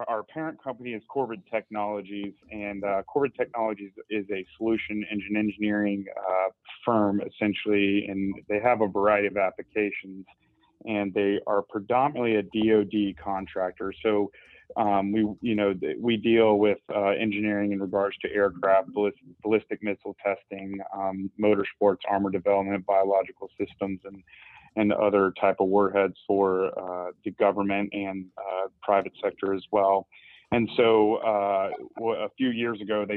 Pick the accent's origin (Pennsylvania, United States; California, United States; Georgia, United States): Georgia, United States; Augusta; moved away as an adult; now in Charlotte, United States; I'm originally from Augusta, Georgia, but I currently have resided in Charlotte, North Carolina for almost 7 years now